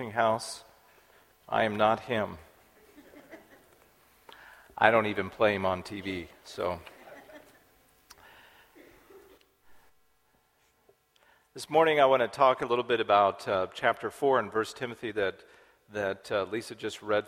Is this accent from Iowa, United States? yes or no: no; Dodge City, Kansas, United States; I grew up in Kansas. We lived on Fort Dodge Road outside of Dodge City, Kansas.